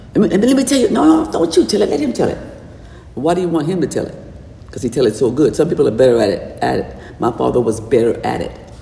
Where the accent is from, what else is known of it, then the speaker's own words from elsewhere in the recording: New Orleans, Louisiana, United States; I was born in New Orleans, and everybody down south had a front porch.